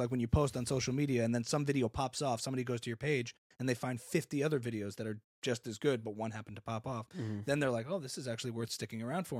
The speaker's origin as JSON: {"language": "English", "region": "Louisiana", "country": "United States", "tie": "born or raised there", "said": "I grew up in Louisiana."}